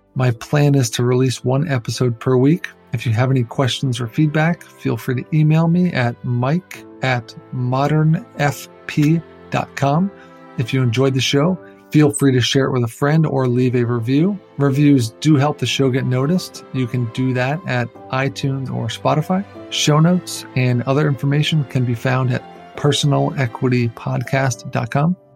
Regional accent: East Coast, United States; moved away as an adult; now in California, United States; I'm from the East Coast originally, but have lived in California for the last decade

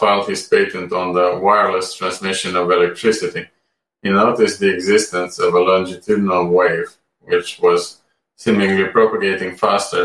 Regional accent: Romania; moved away as an adult; also born or lived in Amsterdam, Netherlands; now in United Kingdom; I was born and raised in Romania, where I graduated from medical school

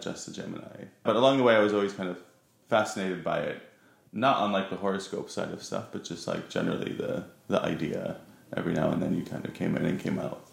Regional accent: Huntington Beach, California, United States; moved away as an adult; also born or lived in Providence, Rhode Island; now in London, United Kingdom; at a very young age moved to Southern California, mostly grew up in Huntington Beach

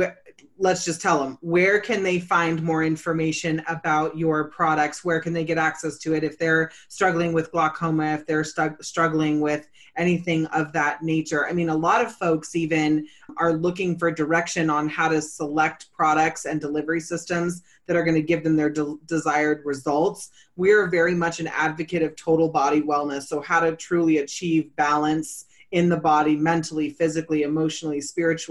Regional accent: California, United States; I'm originally from California.

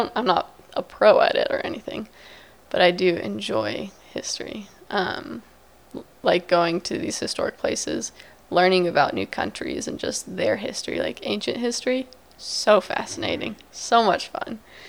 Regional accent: Virginia Beach, Virginia, United States; Well, I'm from the Virginia Beach, so I'm from the beach.

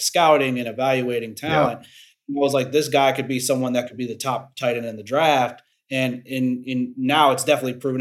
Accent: Cleveland, Ohio, United States; I'm from Cleveland, Ohio

